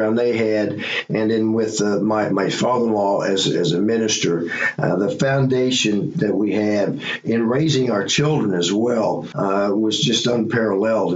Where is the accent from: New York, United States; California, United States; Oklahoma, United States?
Oklahoma, United States; Bixby; I grew up in Bixby, Oklahoma, born and raised